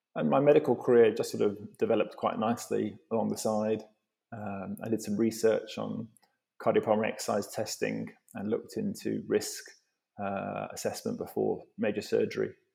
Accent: Devon, South West England, United Kingdom; I grew up in in Devon

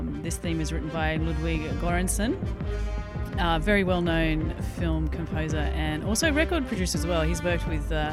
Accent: Brisbane, Queensland, Australia; my hometown, Brizzy.

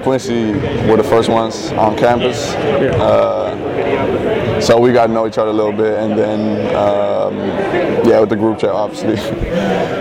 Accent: Amsterdam, North Holland, Netherlands; moved away; I'm from Amsterdam, the Netherlands.

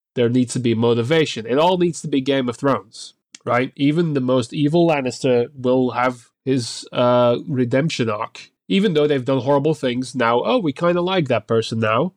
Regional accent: Belgium; I'm actually from Belgium

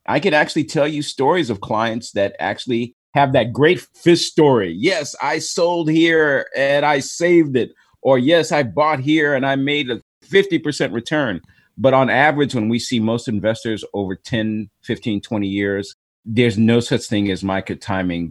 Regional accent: Chicago, Illinois, United States; I was born in Chicago

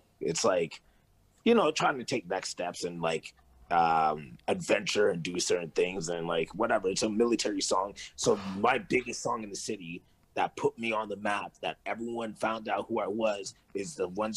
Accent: Kirkland, Quebec, Canada; also born or lived in Celeron; in grade 5, I moved to Kirkland.

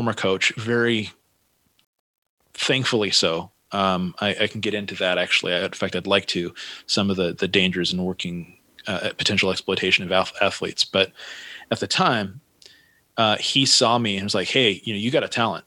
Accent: Santa Cruz, California, United States; I grew up in Santa Cruz

